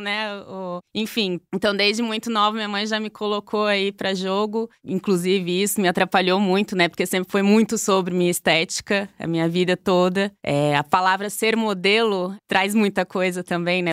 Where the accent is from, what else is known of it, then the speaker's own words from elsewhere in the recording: Blumenau, Santa Catarina, Brazil; eu sou de Blumenau. Blumenau, Santa Catarina